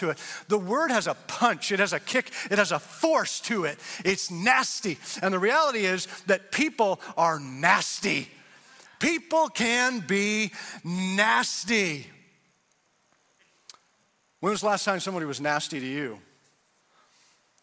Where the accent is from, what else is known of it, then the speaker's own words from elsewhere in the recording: Canada; also born or lived in Indiana; now in United States; I'm from Canada